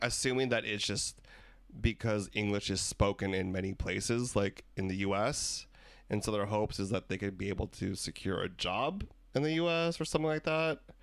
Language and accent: English; United States; I was born in the States